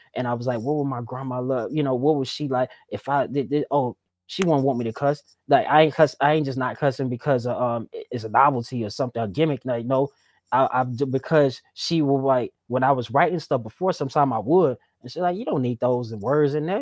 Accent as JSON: {"language": "English", "region": "the South", "country": "United States", "said": "I was from the South"}